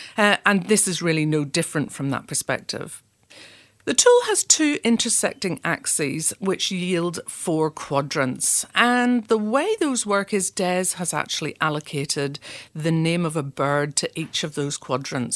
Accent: Belfast, Northern Ireland, United Kingdom; now in Adelaide, Australia; I'm originally from Belfast, and we're not afraid of challenging conversations.

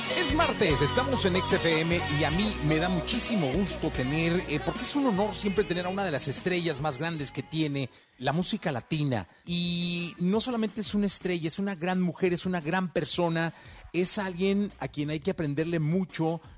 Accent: Mexico; como mexicano

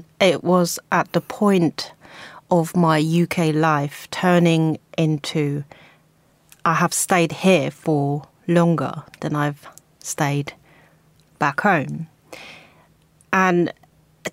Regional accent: South Korea; moved away as an adult; now in United Kingdom

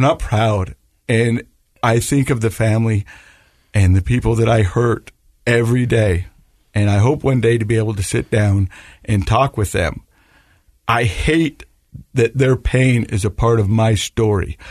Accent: Ogden, Utah, United States; I'm from Ogden

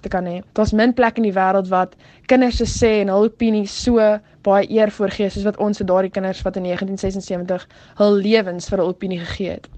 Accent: South Africa; ons as Suid-Afrikaners

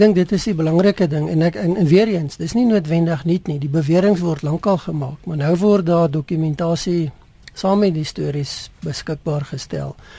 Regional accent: South Africa; 'n mens as Suid-Afrikaners

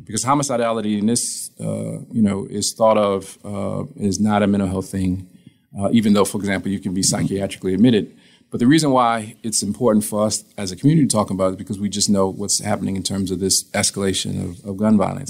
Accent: Toledo, Ohio, United States; moved away as an adult; now in Columbus, United States; I'm from Toledo, Ohio. Uh, we've been here, me and my wife, uh, she's a physician since 2013

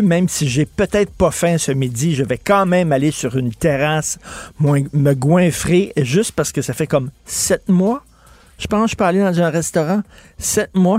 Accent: Quebec, Canada; je suis un Québécois de souche.

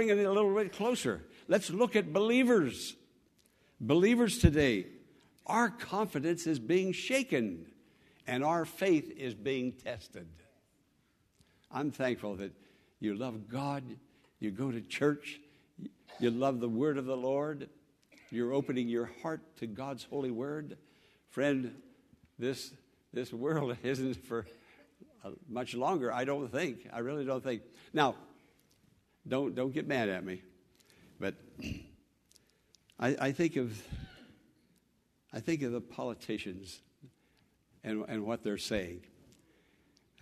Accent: United States; I'm an American

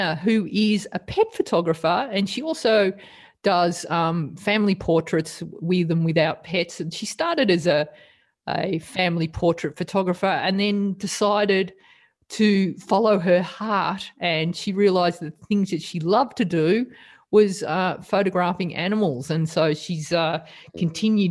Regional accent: Australia; accent: thick Australian; as thick an Australian accent as me

